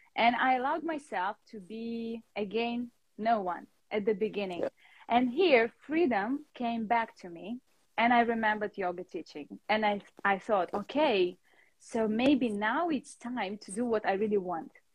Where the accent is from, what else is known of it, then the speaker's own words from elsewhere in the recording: Russia; now in London, United Kingdom; And now I'm living in London, but originally I'm from Russia.